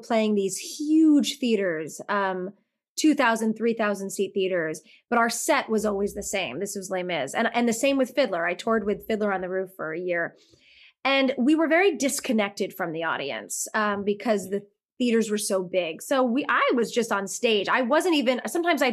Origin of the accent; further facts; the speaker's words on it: New York, United States; I'm from New York.